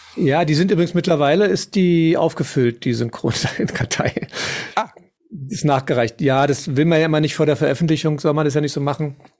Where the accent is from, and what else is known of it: Tempelhof, Berlin, Germany